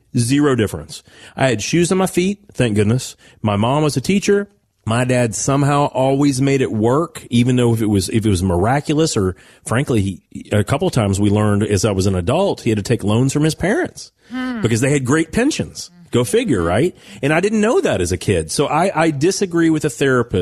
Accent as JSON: {"language": "English", "town": "Owensboro", "region": "Kentucky", "country": "United States", "tie": "born or raised there", "said": "When I was a kid growing up outside of Owensboro, Kentucky"}